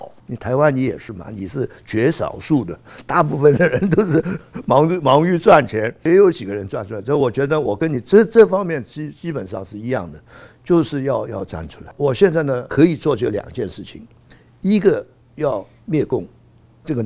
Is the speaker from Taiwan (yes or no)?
no; Hong Kong; 所以你们对这张票的重要性已经有感觉了，我们香港人还没有感觉。